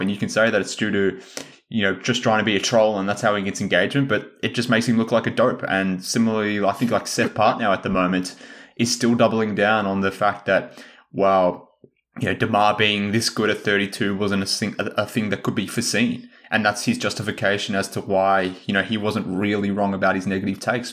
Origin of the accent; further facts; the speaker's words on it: Australia; I'm Australian